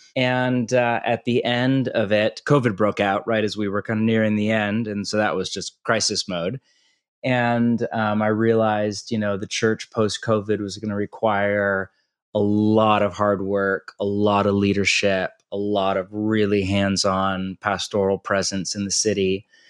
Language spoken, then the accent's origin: English; California, United States; moved away; also born or lived in Portland, Oregon; I'm from California